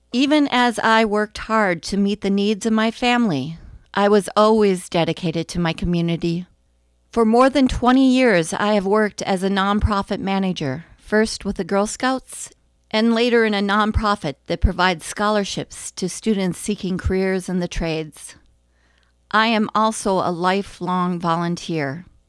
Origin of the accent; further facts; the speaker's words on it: Bemidji, Minnesota, United States; also born or lived in Wright County, Minnesota; now in Annandale, United States; I was born in Bemidji